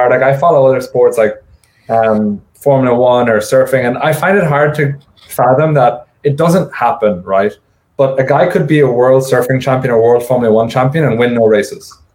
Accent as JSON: {"language": "English", "country": "United States", "said": "as an American"}